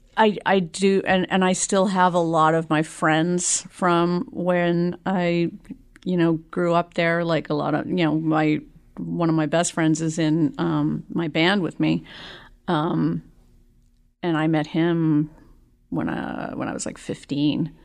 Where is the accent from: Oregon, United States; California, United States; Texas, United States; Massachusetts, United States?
Massachusetts, United States; Boston; also born or lived in South Shore / Jamaica Plain; now in Malden, United States; I was actually born in Jamaica Plain